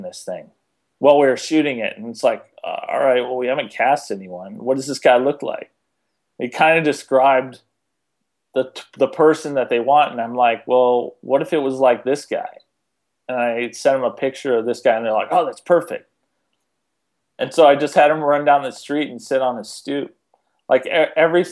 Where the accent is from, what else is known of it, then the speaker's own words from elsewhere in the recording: Detroit, Michigan, United States; moved away; I'm from Detroit originally